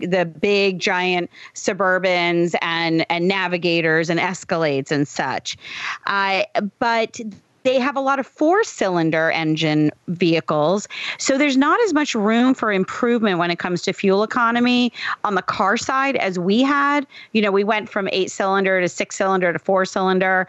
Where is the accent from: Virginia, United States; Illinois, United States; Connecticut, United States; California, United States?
Connecticut, United States; Southern; I grew up in Southern Connecticut